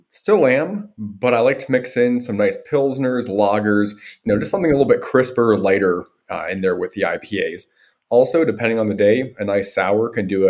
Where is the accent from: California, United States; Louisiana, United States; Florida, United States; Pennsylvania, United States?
Pennsylvania, United States; Butler; accent: American; So I grew up in Butler, Pennsylvania. It's about 35 miles north of Pittsburgh. It takes me about an hour to drive home to see my parents. Butler is, you know, small town outside of the big city.